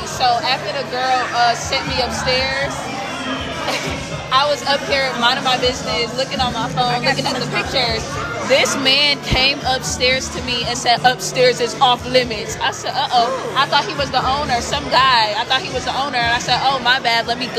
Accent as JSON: {"language": "English", "town": "Atlanta", "region": "Georgia", "country": "United States", "said": "I'm from Atlanta"}